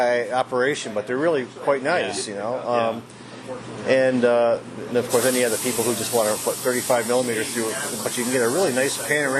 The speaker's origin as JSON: {"language": "English", "town": "Ann Arbor", "region": "Michigan", "country": "United States", "moved": "yes", "lives_now": "Portland, United States", "said": "I'm from Ann Arbor, and which was home of Argus."}